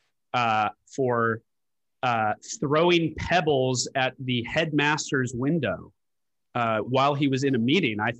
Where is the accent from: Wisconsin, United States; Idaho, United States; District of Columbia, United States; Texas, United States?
District of Columbia, United States; Washington; also born or lived in London; my dad was stationed in D.C. for his work, and we stayed in D.C.